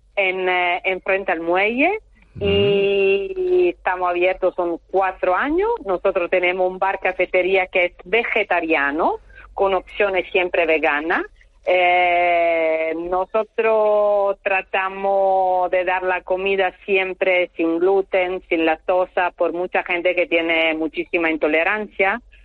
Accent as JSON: {"language": "Spanish", "region": "northern Italy", "country": "Italy", "second_language": "Spanish", "moved": "as an adult", "lives_now": "Puerto del Rosario, Spain", "said": "estoy del norte, yo vivo entre Milano y Turín, eh, ahí en el medio"}